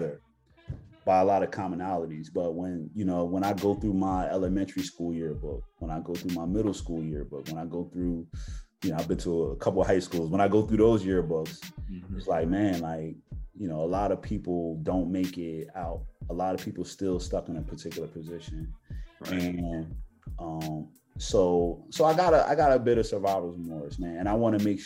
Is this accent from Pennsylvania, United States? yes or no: yes; Philadelphia, Pennsylvania, United States; growing up in West Philly